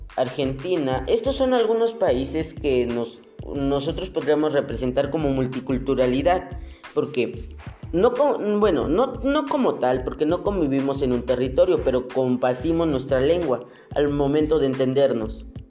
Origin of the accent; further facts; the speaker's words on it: Mexico; nosotros como mexicanos